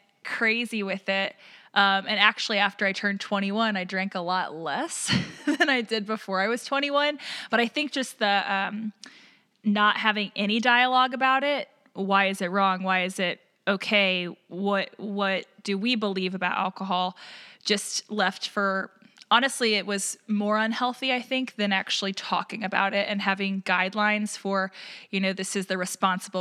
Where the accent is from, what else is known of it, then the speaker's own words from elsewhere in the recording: Southern Jefferson County, Missouri, United States; I grew up in a Southern Baptist church, teeny tiny town in Southern Jefferson County in Missouri